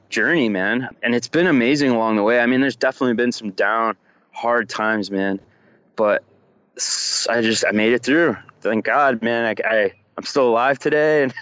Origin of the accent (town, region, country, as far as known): Rochester, New York, United States; born or raised there